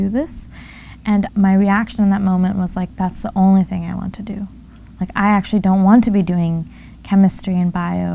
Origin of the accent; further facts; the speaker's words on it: California, United States; as a teenager growing up in California in this family